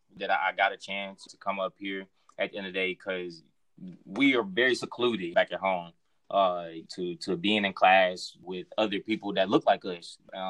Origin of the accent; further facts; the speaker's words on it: Houston, Texas, United States; I'm from Houston, Texas.